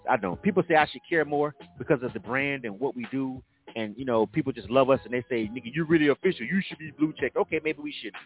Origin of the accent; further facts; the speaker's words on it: Florida, United States; now in Atlanta, United States; I'm from Florida